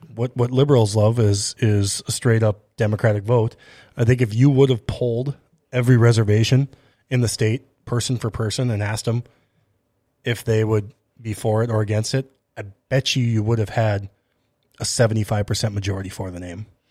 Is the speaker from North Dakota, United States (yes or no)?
yes; Grand Forks, North Dakota, United States; I grew up in Grand Forks, East Grand Forks, right, a, a predominantly white area